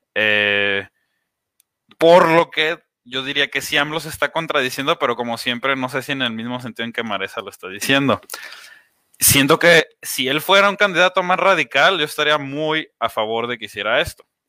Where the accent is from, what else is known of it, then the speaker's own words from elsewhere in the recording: Mexico; somos mexicanos